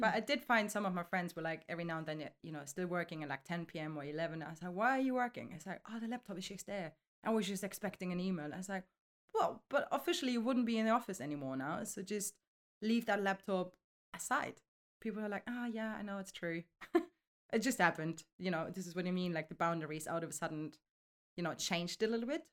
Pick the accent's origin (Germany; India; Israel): Germany; now in London, United Kingdom; originally I'm coming from Germany. I'm thirty-five years now. I'm living in London